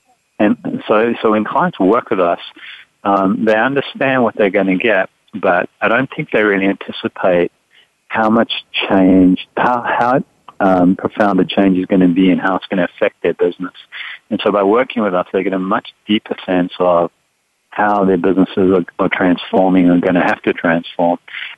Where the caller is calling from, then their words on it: San Francisco, California, United States; I am up in San Francisco.